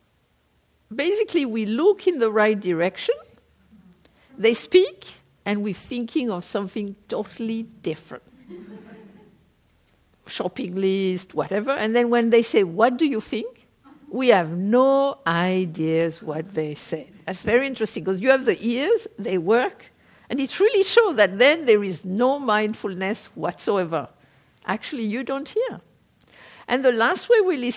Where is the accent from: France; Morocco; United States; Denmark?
France; moved away as an adult; also born or lived in South Korea / England; I am a French person. I was born in France. I lived there for up to the age of 22. Then I was in Korea for 10 years. And then I went to live in England.